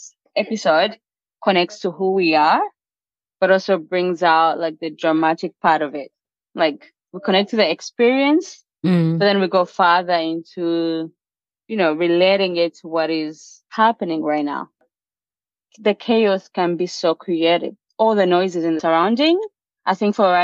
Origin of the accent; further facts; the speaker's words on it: South Sudan; now in Kampala, Uganda; I'm from South Sudan